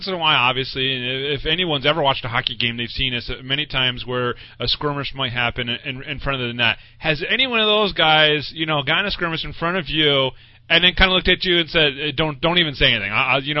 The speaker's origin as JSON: {"language": "English", "town": "Binghamton", "region": "New York", "country": "United States", "tie": "born or raised there", "said": "I'm a Binghamton fan. I've been here my whole life"}